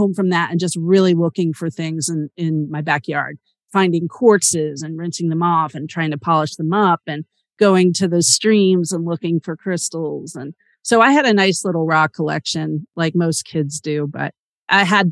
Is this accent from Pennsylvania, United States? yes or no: yes; Pennsylvania, United States; I grew up in Pennsylvania